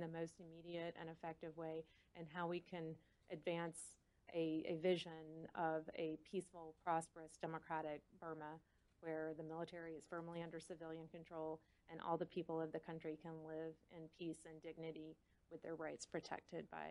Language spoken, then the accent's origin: English; Thomasville, Georgia, United States; I grew up in the American South. I was born in a small town in Georgia and spent my entire life in Thomasville, Georgia, a very small town in South Georgia